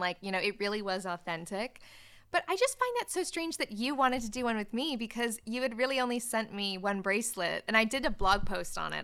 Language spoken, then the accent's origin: English; Canada; moved away as an adult; now in United Kingdom; I'm not from the U K. I'm Canadian. I was born in Canada, and I moved to the U K when I was nineteen